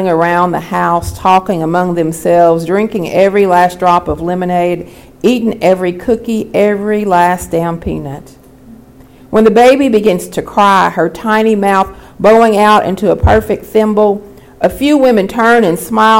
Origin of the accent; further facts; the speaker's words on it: Appalachia, United States; I'm from Appalachia.